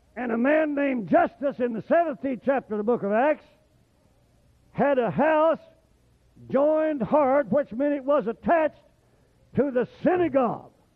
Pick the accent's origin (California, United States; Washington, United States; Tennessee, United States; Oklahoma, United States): Oklahoma, United States; moved away; I was raised in Oklahoma